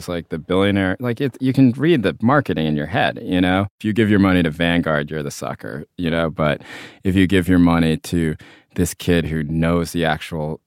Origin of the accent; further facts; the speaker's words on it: North Carolina, United States; I come from North Carolina